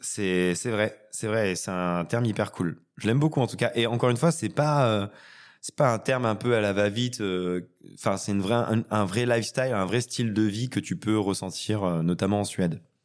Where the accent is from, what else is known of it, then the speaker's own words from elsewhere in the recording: Retournac, Auvergne-Rhône-Alpes, France; Je viens d'un lieu dit 200 habitants en Haute-Loire